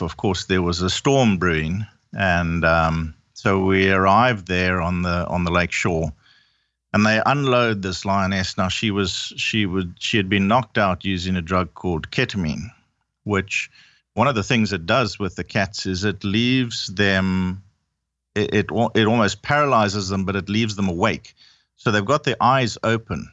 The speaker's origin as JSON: {"language": "English", "country": "Zimbabwe", "said": "I'm originally from Zimbabwe. My whole family is"}